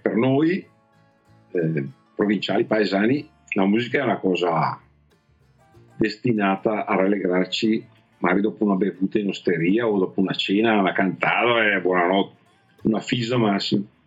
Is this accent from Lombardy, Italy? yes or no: yes; Sarezzo, Lombardy, Italy; da piccolo sono cresciuto a Sarezzo, ho studiato a Sarezzo